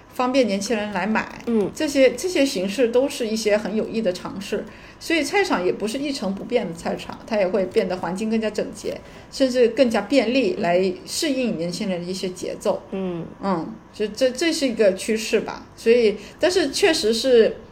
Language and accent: Chinese; China; 我们国人